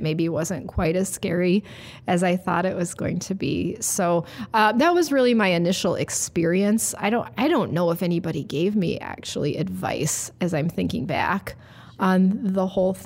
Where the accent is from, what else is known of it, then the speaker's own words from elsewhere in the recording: Cleveland, Ohio, United States; moved away as an adult; also born or lived in Evanston, Illinois; now in Sioux Falls, United States; I'm originally from Cleveland, Ohio